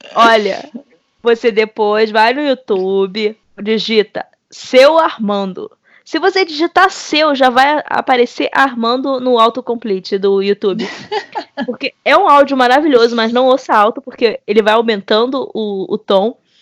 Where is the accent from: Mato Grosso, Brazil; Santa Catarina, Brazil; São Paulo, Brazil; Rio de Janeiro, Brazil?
Rio de Janeiro, Brazil; Belford Roxo; eu venho do subúrbio carioca. No caso, subúrbio fluminense, mas de onde eu venho, Belfor Roxo